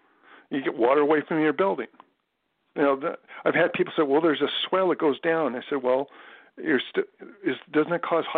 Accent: California, United States; now in Florida, United States; Yeah, well, I was born in California

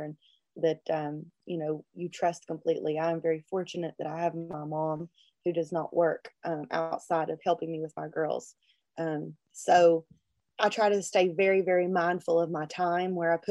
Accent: Logan, West Virginia, United States; I was in Logan, my hometown, Logan County, West Virginia

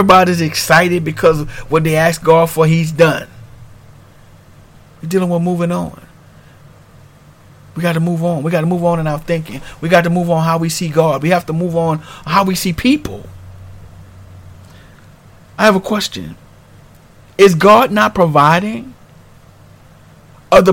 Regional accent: New Orleans, Louisiana, United States; moved away as an adult; I'm originally from New Orleans, Louisiana, and we had to deal with the storm Katrina, and we moved on

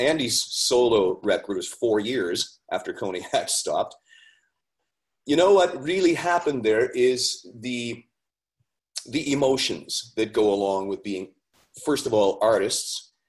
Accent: Ontario, Canada; also born or lived in Haliburton / Collingwood / Barrie; I'm from Northern Ontario originally, and I worked my way south one town at a time.

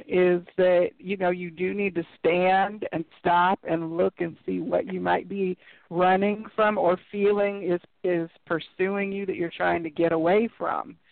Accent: Midwest, United States; I grew up in the in the Midwest in like rural areas

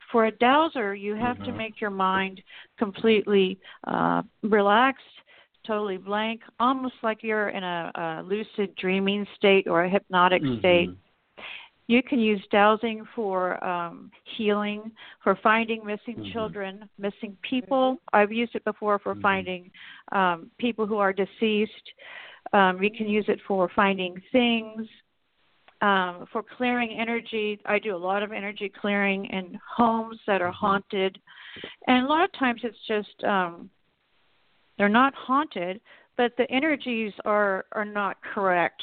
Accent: Texas, United States; now in Oklahoma, United States; I was raised in Texas

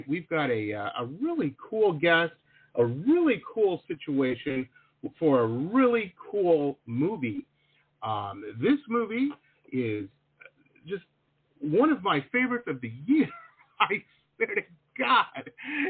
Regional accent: Detroit, Michigan, United States; moved away as an adult; also born or lived in Boston / San Diego; now in South Florida, United States; I grew up in Metro Detroit

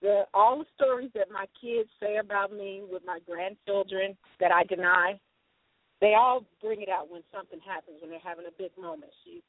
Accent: Chicago, Illinois, United States; now in Las Vegas, United States; we went to Chicago, my hometown.

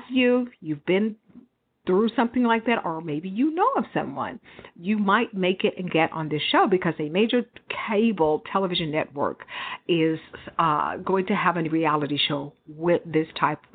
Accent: Houston, Texas, United States; also born or lived in Dallas; I grew up in Houston for years, all through my childhood

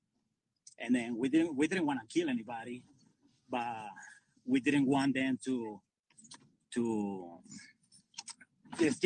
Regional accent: Venezuela; moved away as an adult; now in United States; I'm from Venezuela. I came 21 years ago.

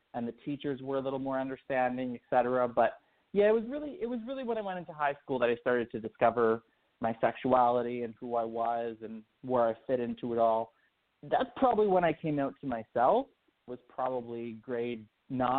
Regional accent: Sudbury, Ontario, Canada; now in Toronto, Canada; I grew up in Sudbury, which is about 4 or 5 hours north, depending on how much you speed, north of Toronto

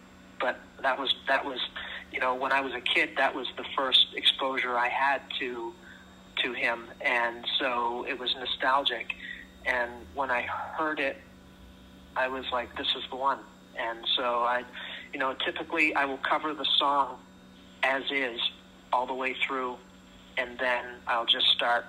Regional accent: Orlando, Florida, United States; now in Canada; I'm from Florida originally.

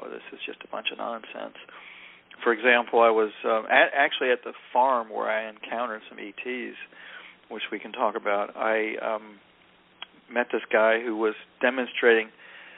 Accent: North Carolina, United States; southern guy growing up in North Carolina back in the 60s and 70s

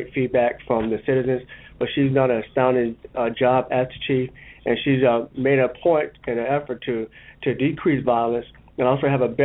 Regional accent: Tampa, Florida, United States; I am from Tampa. I'm a Tampa native. I went to the public schools here in Hillsborough County

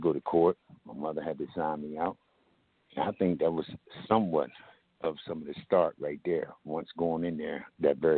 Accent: Camden, New Jersey, United States; also born or lived in Glassboro, New Jersey; I grew up in Camden, New Jersey.

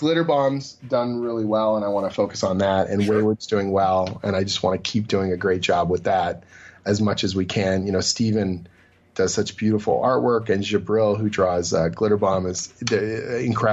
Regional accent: Oshawa, Ontario, Canada; now in Toronto, Canada; my hometown

